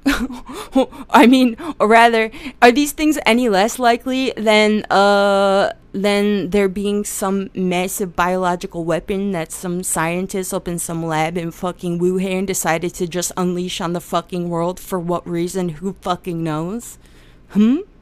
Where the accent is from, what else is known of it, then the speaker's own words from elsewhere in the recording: Pennsylvania, United States; I was born in Pennsylvania